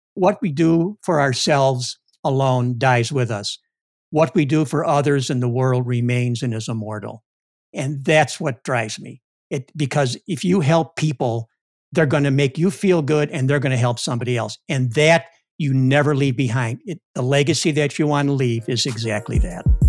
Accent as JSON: {"language": "English", "town": "Chicago", "region": "Illinois", "country": "United States", "moved": "yes", "lives_now": "Cleveland, United States", "said": "I'm from Chicago"}